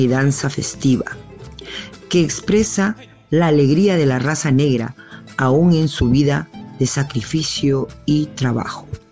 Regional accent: Lima, Peru; moved away as an adult; now in Argentina; soy de Lima, Perú, radicada más de 20 años en Argentina

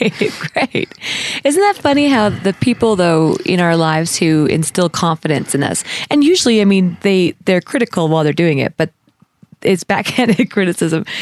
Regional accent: Canada; as a Canadian

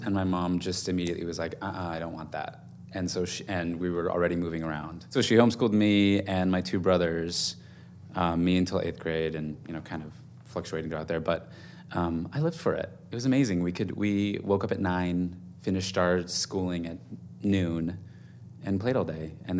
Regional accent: California, United States; born there; also born or lived in Germany / Virginia Beach, Virginia; I was born in California, and we moved, I think we moved 8 times by the time I was a junior in high school. We lived in Germany for 3 years.

